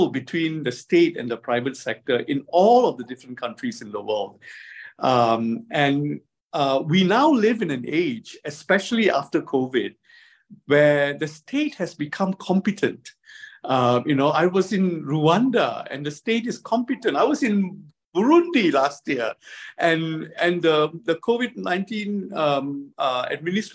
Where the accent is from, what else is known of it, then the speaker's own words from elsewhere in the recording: Singapore; also born or lived in China; I come from Singapore